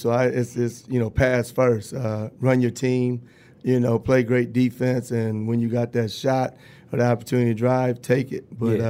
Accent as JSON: {"language": "English", "town": "Ypsilanti", "region": "Michigan", "country": "United States", "tie": "born or raised there", "said": "Willow Run, I'm Ipsy. Ypsilanti. Okay. Yep. And I grew up in the Green. Yeah. In Ipsy."}